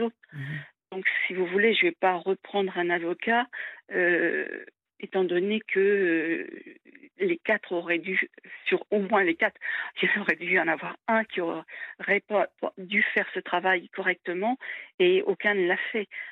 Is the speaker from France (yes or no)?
yes; France; en tant que Française